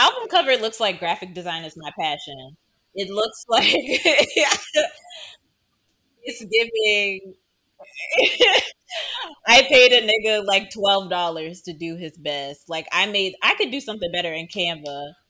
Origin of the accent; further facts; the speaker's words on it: Southern Virginia, United States; also born or lived in Fairfax, Virginia; I'm from Southern Virginia.